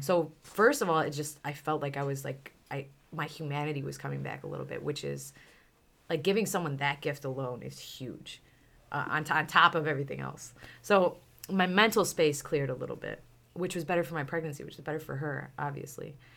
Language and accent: English; Chicago, Illinois, United States; also born or lived in Miami; I'm from Chicago